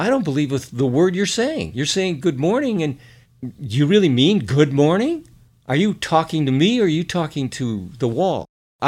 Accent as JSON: {"language": "English", "town": "Detroit", "region": "Michigan", "country": "United States", "said": "from Detroit"}